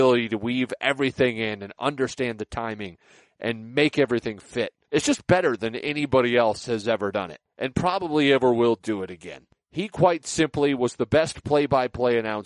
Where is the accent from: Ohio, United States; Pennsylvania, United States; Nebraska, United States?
Nebraska, United States; now in Burnsville, United States; I grew up in Nebraska